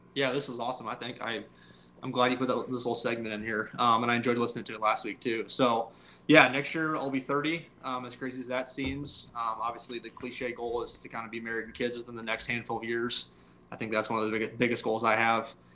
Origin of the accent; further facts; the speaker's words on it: Norwalk, United States; I moved uh, to Norwalk, which is our, my hometown